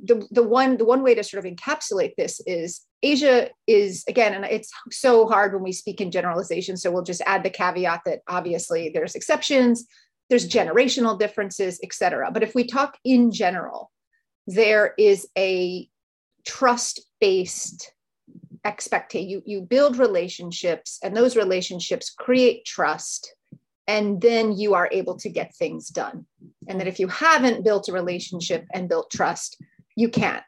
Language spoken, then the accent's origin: English; New York, United States; moved away as an adult; also born or lived in Hong Kong; now in China; I'm from the US, which you can hear in my voice, I'm sure. I grew up in New York